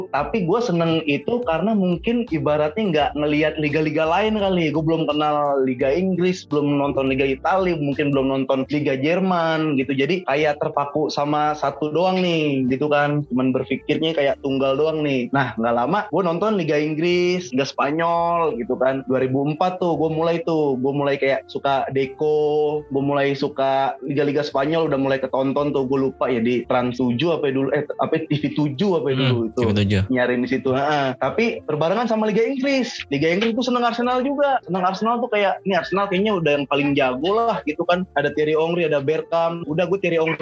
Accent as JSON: {"language": "Indonesian", "region": "Jakarta", "country": "Indonesia", "said": "oh masuk sama daerah gue Petamburan Tanah Abang kayak gitu oh masuk"}